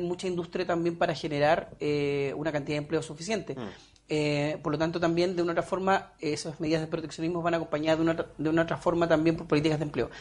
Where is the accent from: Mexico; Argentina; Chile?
Chile; Puerto Montt, Los Lagos; also born or lived in Alerce; nací en Puerto Montt en sí, pero luego en mi adolescencia, iniciando mi adolescencia, nos trasladamos a un sector que se llama Alerce, que está como 8 kilómetros del centro de Puerto Montt